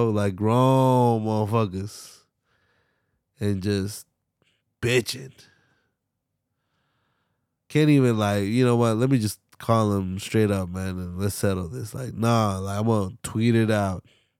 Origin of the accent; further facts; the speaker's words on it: Philadelphia, Pennsylvania, United States; I'm from Philly, and we don't wear it out.